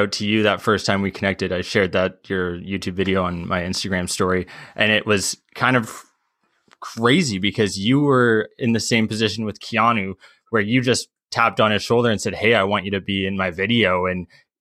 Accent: Vancouver, British Columbia, Canada; now in St. Catharines, Canada; I'm from Vancouver, BC originally.

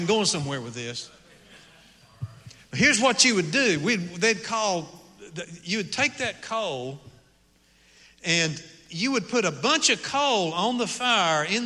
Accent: Appalachian Mountains, United States; moved away; I grew up in the Appalachian Mountains

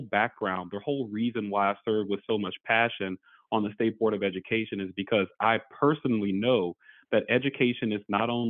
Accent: New Orleans, Louisiana, United States; now in New Hampshire, United States; I was born and raised in New Orleans, Louisiana.

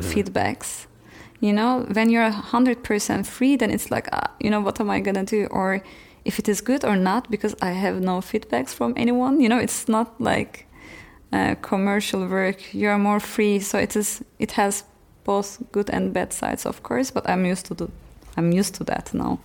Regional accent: Turkey; moved away as an adult; also born or lived in Frankfurt, Germany / Amsterdam, Netherlands / Istanbul, Turkey; now in Berlin, Germany

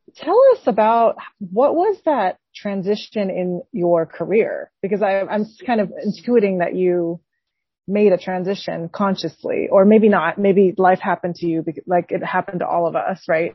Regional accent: Taiwan; I'm from Taiwan

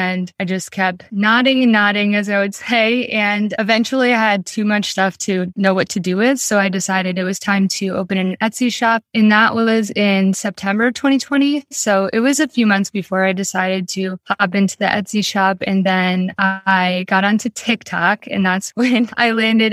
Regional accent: Albany, New York, United States; moved away as an adult; now in Rhode Island, United States; I'm originally from Albany, New York, and I came to Rhode Island for college and I just kind of never went home

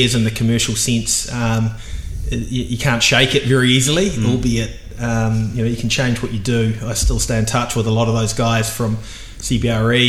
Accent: Auckland, New Zealand; I'm Aucklander through and through. I made the move to the dark side to Ponsonby only when I was about 20, so Meadowbank Primary and grew up on that side of town.

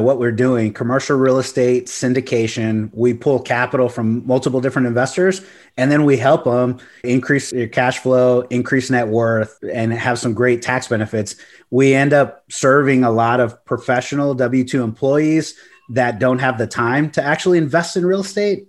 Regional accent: Corpus Christi, Texas, United States; now in San Antonio, United States; I grew up in Corpus Christi

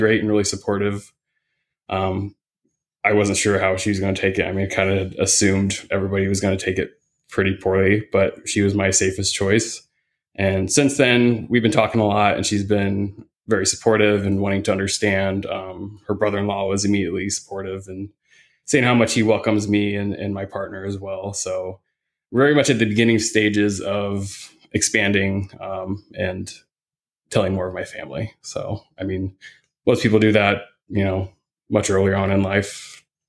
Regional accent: Indiana, United States; now in Phoenix, United States; I grew up in the Midwest. I'm from Indiana.

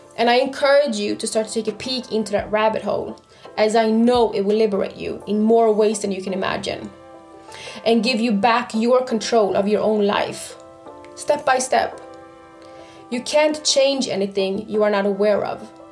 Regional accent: Stockholm, Stockholm County, Sweden; I was brought up and born and raised in Stockholm, Sweden

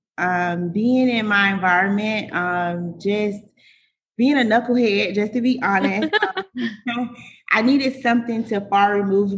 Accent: Fort Lauderdale, Florida, United States; now in Jacksonville, United States; I'm actually from Fort Lauderdale, Florida. And I currently reside in Jacksonville, Florida

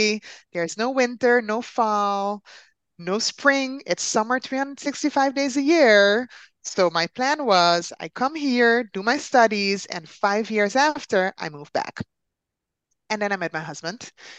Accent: Netherlands; also born or lived in Caribbean; I am from the Netherlands, but originally I'm from the Caribbean. So actually, I'm an island girl by soul, and I've been living in the Netherlands for 20 years

